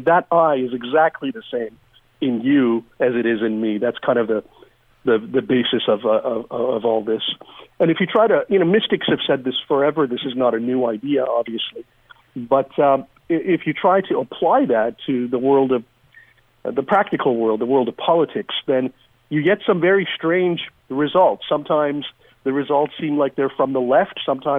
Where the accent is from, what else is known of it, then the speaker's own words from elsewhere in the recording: Iran; moved away; I'm an immigrant from Iran. My family came here during the revolution. Wasn't a fun time.